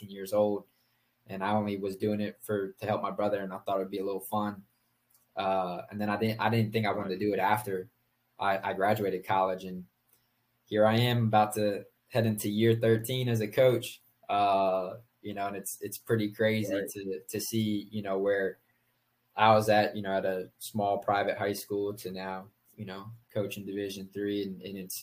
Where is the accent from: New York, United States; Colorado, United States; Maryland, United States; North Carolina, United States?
Maryland, United States; Howard County; I grew up in Howard County, in a really nice school district